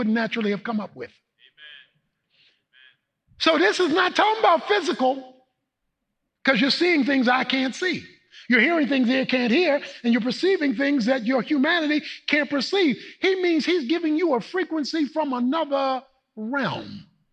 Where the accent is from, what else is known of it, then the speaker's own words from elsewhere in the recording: Baltimore, Maryland, United States; moved away; Baltimore, my hometown